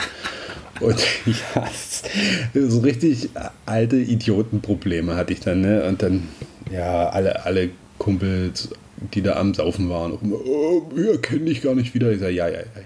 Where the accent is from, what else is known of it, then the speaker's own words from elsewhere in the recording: Southern Brandenburg, Germany; das bei uns in Südbrandenburg noch so ein sorbischer Brauch